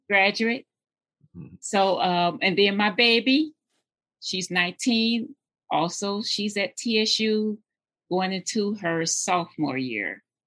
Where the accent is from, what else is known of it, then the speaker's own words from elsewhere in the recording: Jackson, Tennessee, United States; moved away; I'm actually from Tennessee. I was born in um, Jackson, Tennessee